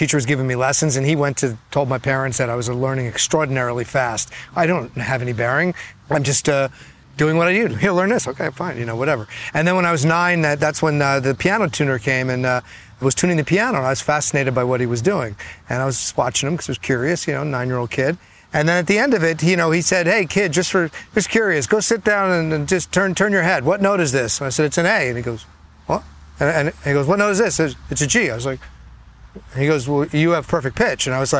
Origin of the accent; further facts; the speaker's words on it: Edison, New Jersey, United States; I grew up in Edison, New Jersey